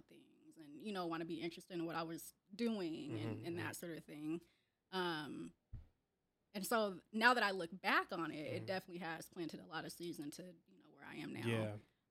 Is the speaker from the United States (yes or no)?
yes; Seattle, Washington, United States; I was born and raised in Seattle in the Central District, on Cherry Street